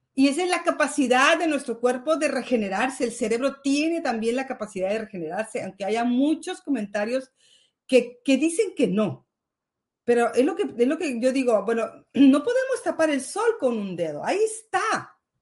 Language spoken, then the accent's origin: Spanish; Mexico; now in Spain; Yo soy mexicana